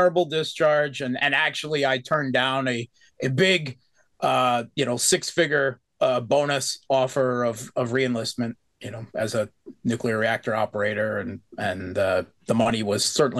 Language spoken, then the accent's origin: English; Pennsylvania, United States; moved away as an adult; now in Russia; everywhere I come from in rural bum F coal country, Pennsylvania, everyone in my hometown is Slavic of one variety or another, right? Poles, Russians, Ukrainians, Slovaks, Czechs, everyone, right?